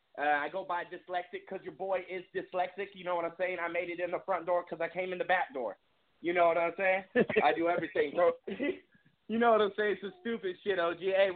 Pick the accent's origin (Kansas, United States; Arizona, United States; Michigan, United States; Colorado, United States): Arizona, United States; Phoenix; I grew up out here in Phoenix, Arizona.